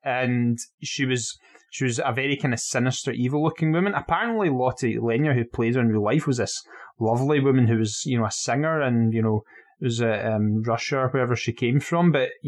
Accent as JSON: {"language": "English", "town": "Dunoon", "region": "Scotland", "country": "United Kingdom", "said": "listen, man, I'm from Dunoon."}